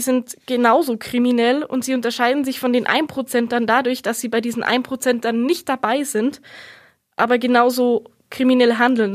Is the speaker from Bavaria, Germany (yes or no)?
yes; Munich, Bavaria, Germany; bei uns in München